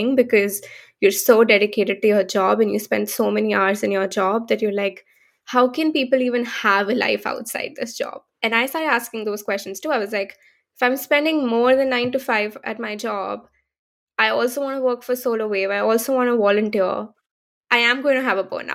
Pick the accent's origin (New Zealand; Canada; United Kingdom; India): India; moved away as an adult; now in San Francisco, United States; I come from India, born and brought up in India, and moved to the US only 3 years ago